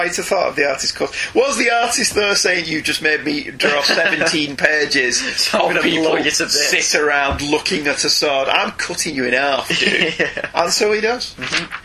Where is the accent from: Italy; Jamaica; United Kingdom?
United Kingdom; England; us English